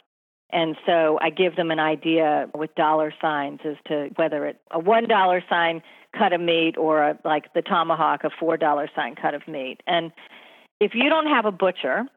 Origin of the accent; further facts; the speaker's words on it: North Carolina, United States; now in New York City, United States; I grew up in North Carolina. I grew up on barbecue.